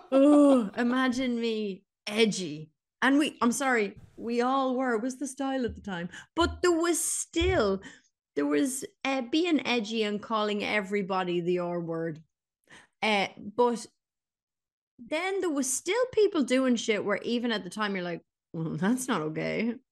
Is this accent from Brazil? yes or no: no; Ireland